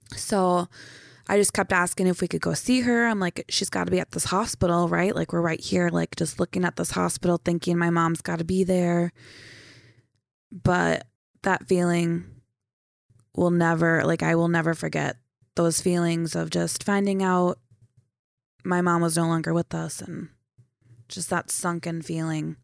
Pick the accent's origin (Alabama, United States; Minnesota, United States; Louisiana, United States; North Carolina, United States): Minnesota, United States; St. Cloud; also born or lived in Foley, Minnesota / Sauk Rapids, Minnesota / Chisholm, Minnesota; I was born in Saint Cloud